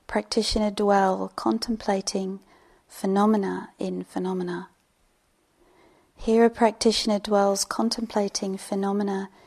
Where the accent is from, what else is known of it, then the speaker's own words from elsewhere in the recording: England, United Kingdom; I'm English